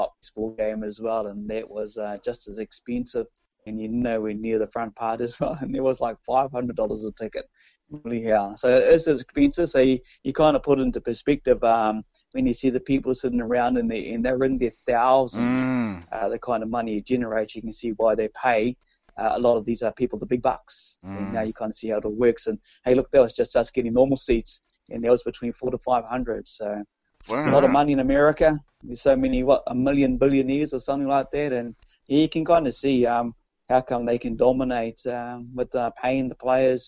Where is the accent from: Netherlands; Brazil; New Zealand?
New Zealand